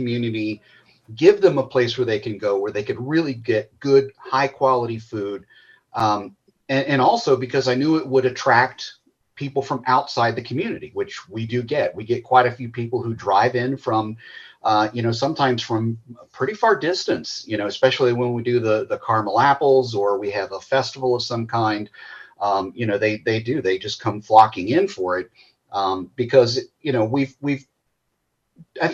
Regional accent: Walton, Kentucky, United States; moved away as an adult; also born or lived in Australia; I grew up over in Walton

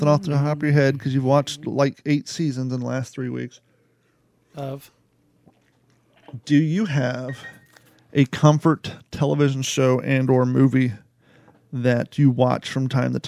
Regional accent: Richwood, Kentucky, United States; born or raised there; also born or lived in Covington, Kentucky / Florence, Kentucky

